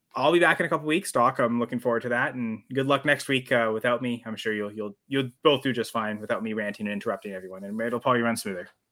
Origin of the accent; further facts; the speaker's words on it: Canada; I'm Canadian